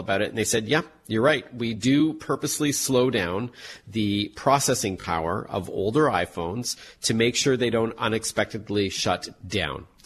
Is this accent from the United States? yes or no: no; Canada; I'm Canadian